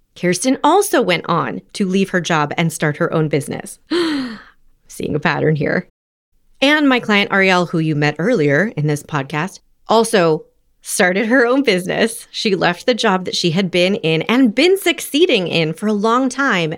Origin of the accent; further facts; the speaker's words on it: Los Angeles, California, United States; also born or lived in New Haven / New York; I'm from Los Angeles